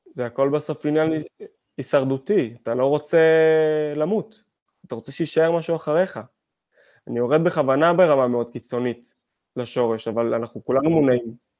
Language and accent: Hebrew; Hadera, Haifa District, Israel; אני גדלתי בחדרה